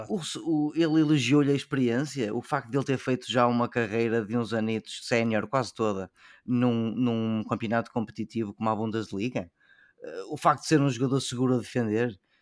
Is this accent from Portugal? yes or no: yes; Portugal; como português